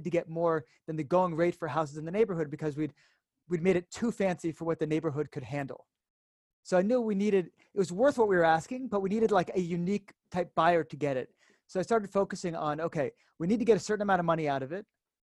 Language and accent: English; Connecticut, United States; moved away as an adult; now in Israel; I'm from the States originally, grew up in Connecticut